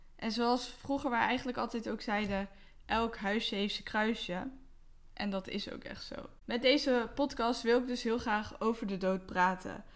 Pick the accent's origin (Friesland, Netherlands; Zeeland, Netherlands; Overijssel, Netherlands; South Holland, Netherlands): South Holland, Netherlands; Westland; now in Rotterdam, Netherlands; 29 jaar, opgegroeid in het Westland en ik woon nu in Rotterdam.